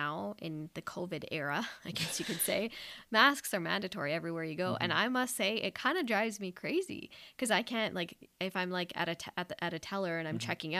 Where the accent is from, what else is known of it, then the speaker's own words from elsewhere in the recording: Canada; Like, they just know that I'm not from there. They know I'm Canadian.